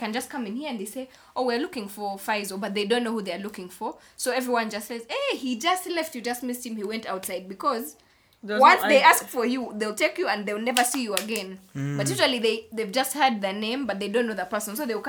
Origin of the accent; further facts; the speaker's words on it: Kampala, Central Region, Uganda; we are from Kampala.